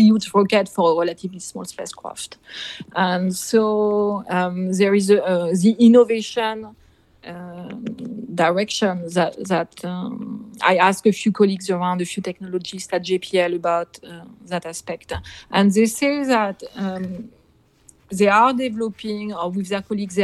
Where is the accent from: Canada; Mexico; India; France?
France; Nantes, Pays de la Loire; moved away as an adult; now in United States; I come from Nantes in France, in Brittany